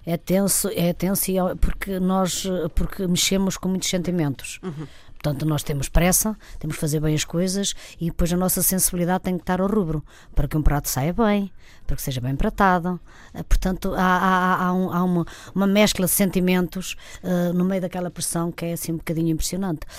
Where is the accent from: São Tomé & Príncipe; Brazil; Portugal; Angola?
Portugal; Trás-os-Montes; moved away; eu sou mesmo de Trás-os-Montes